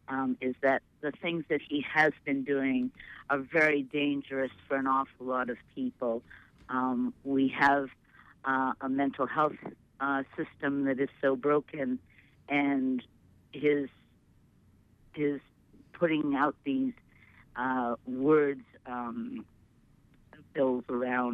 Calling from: Portland, Maine, United States; I'm calling from Portland.

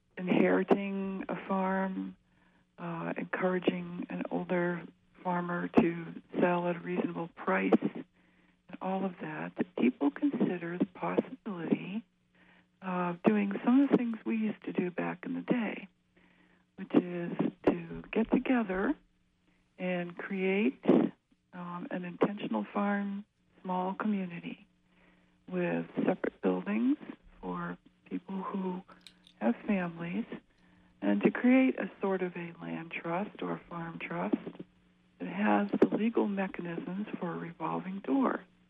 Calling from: Orono, Maine, United States; I'm calling from Orono.

